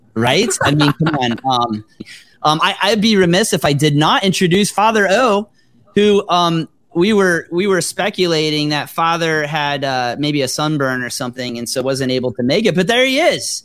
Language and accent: English; South Florida, United States; moved away; I grew up in South Florida